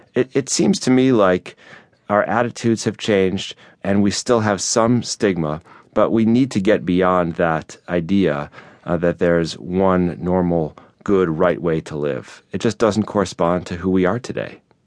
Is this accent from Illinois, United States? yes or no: yes; Chicago, Illinois, United States; Chicago, which is my hometown